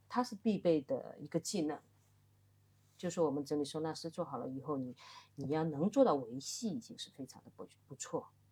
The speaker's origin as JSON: {"language": "Chinese", "town": "Wenzhou", "region": "Zhejiang", "country": "China", "moved": "yes", "lives_now": "Shanghai, China", "said": "这个跟我的那个出生也有关系，就是我嗯。们浙江的话基本上以做生意为主"}